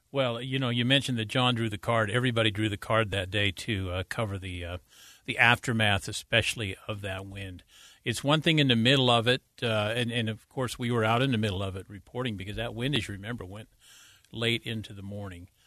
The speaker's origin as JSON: {"language": "English", "area": "Davis County", "region": "Utah", "country": "United States", "tie": "born or raised there", "also_born_or_lived": "Wasatch Back, Utah", "said": "I grew up in Davis County"}